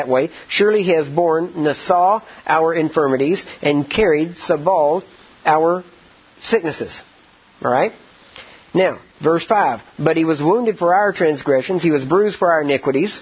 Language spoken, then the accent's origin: English; Texas, United States; I'm from Texas and we know barbecue down there.